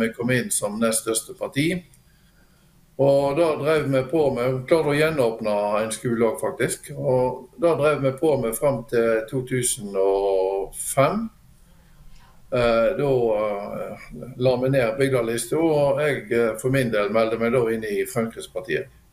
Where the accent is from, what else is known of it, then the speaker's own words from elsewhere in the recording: Bjørnafjorden municipality, Vestland, Norway; moved away as an adult; now in Drammen, Norway; jeg er fra Bjørnafjorden kommune, eh, som er da en nabokommune til Bergen i sør. Og flytta til Drammen nå eh, i sommer.